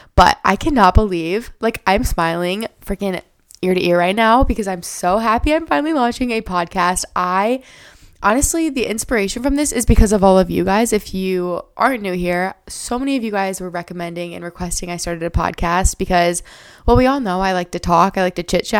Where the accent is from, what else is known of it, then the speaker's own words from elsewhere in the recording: Iowa, United States; I live in Iowa. I was born and raised here. Lived here my whole life.